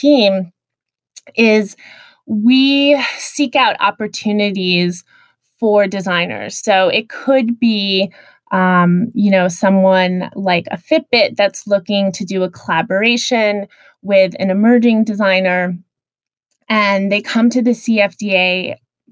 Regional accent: Midwest, United States; I grew up in the Midwest

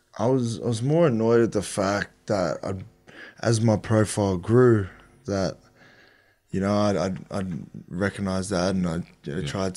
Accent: Brisbane, Queensland, Australia; moved away as an adult; also born or lived in Sydney; growing up, being Australian from Queensland, and my dad's Cook Island

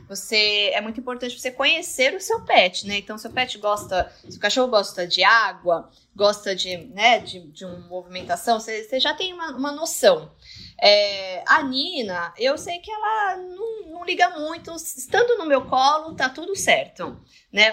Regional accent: Santos, São Paulo, Brazil; Nós somos de Santos

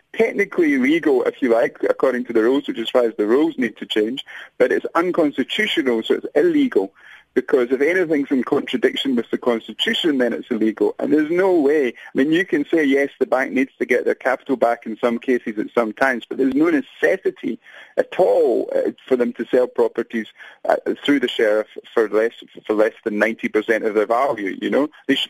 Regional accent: Scotland, United Kingdom; now in South Africa; although I'm from Scotland, I see myself as a South African now

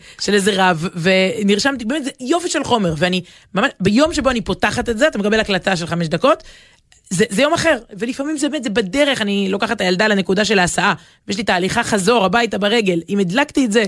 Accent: Jerusalem, Jerusalem District, Israel; אנחנו מדברים כירושלמים

